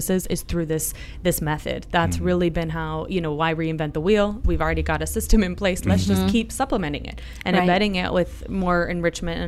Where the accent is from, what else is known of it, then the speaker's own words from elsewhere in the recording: Cleveland, Ohio, United States; moved away as an adult; also born or lived in Spain; now in Pinellas County, United States; I grew up in Cleveland, Ohio